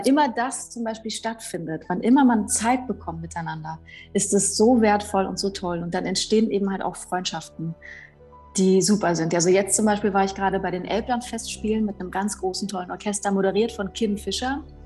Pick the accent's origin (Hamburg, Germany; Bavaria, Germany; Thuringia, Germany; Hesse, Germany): Thuringia, Germany; Weimar; ich bin 84 äh, in Weimar geboren